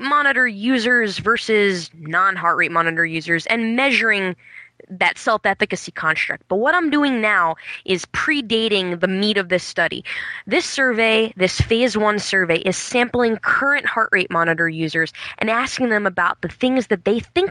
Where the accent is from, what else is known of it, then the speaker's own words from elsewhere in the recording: New York City, New York, United States; moved away as an adult; now in Burlington, United States; I come from New York City, where I taught for the majority of my time